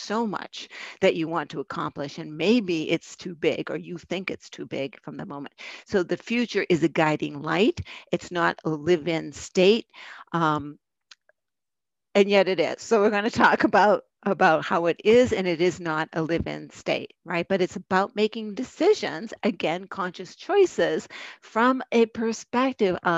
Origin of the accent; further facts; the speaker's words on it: Boston, Massachusetts, United States; accent: Boston; that Boston accent just came up. There's proof I'm from Boston.